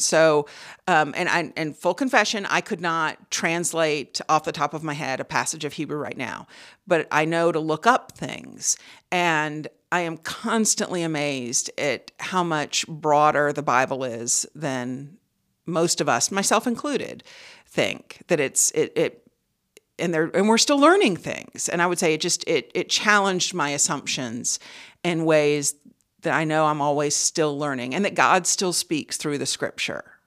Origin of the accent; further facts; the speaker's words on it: Charleston, South Carolina, United States; Charleston, South Carolina